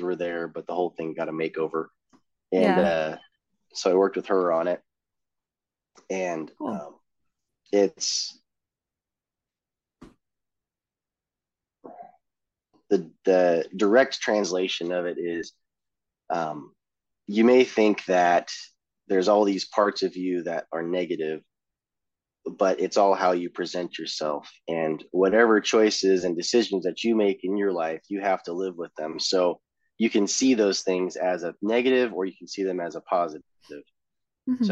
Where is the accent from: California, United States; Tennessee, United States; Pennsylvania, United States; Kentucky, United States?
California, United States; accent: California; I'm from California, so I have a California accent